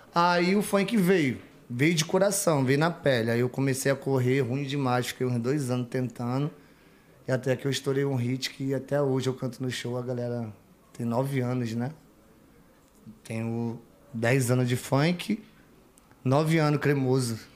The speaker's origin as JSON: {"language": "Portuguese", "region": "Rio de Janeiro", "country": "Brazil", "moved": "as an adult", "lives_now": "São Paulo, Brazil", "said": "sou carioca"}